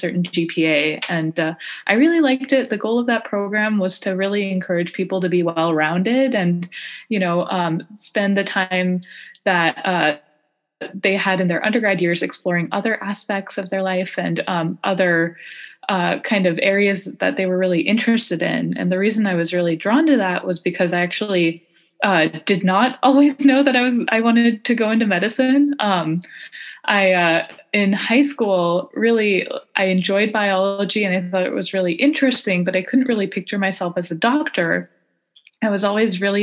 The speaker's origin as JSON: {"language": "English", "area": "Bay Area", "region": "Northern California", "country": "United States", "tie": "born or raised there", "also_born_or_lived": "Los Angeles, United States", "moved": "as an adult", "lives_now": "Phoenix, United States", "said": "So I grew up in Northern California in the Bay Area."}